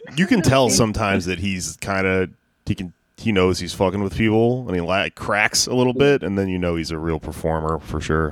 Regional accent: the South, United States; I'm from the South

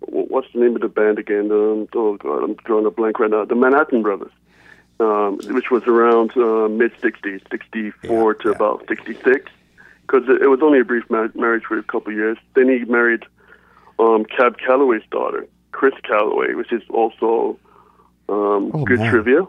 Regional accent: England, United Kingdom; now in Montreal, Canada; I refer to myself as the Afro-Saxon because I was born in England. Jamaican-Cuban descendants.

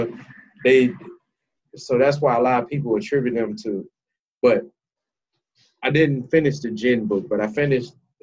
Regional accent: Jackson, Mississippi, United States; moved away as an adult; also born or lived in New Orleans, Louisiana / Baton Rouge, Louisiana; now in Houston, United States; I'm from Jackson, Mississippi. I moved to New Orleans when I was 20 years old

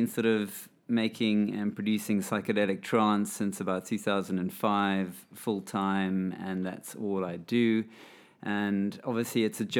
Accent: Zimbabwe; I grew up in Zimbabwe

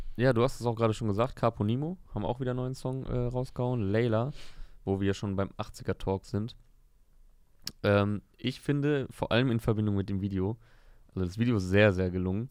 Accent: Osnabrück, Lower Saxony, Germany; ich komme ja aus Osnabrück, ist ja Niedersachsen

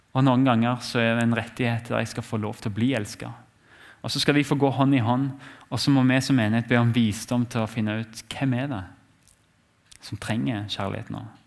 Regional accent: Norway; vi har som nordmenn

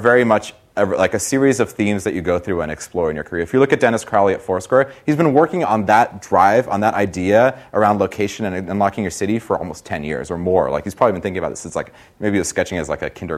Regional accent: Brazil; now in United States; I'm from Brazil originally

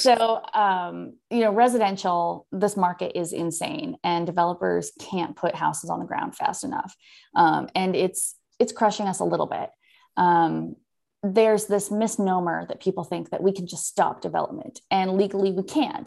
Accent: Oakland, California, United States; moved away as an adult; also born or lived in San Francisco / Texas; now in Leander, United States; I was born in San Francisco, raised just outside of Oakland, and moved to Texas in twenty ten

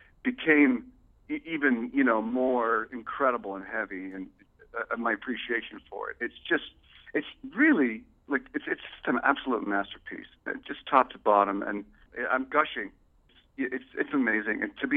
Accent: London, United Kingdom; moved away; also born or lived in Toronto; Towards the late 80s, I living in Toronto. I grew up in London, but I lived in Toronto for about 16 years.

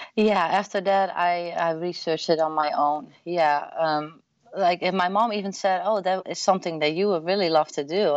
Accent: Netherlands; English is a second language; moved away as an adult; now in Austin, United States; I'm born and raised, uh, what do you say, in the Netherlands, uh, like one and a half hour from Amsterdam in a really small town.

